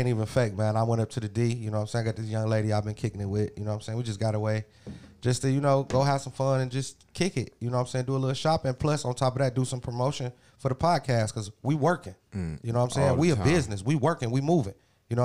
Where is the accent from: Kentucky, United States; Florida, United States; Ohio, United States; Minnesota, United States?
Ohio, United States; Cleveland; I'm from Cleveland